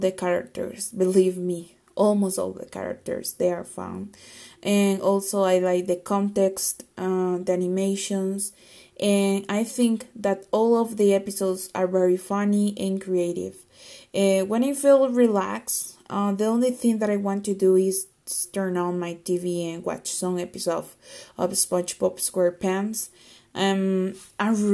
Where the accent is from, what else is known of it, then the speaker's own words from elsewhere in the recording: Costa Rica; from Costa Rica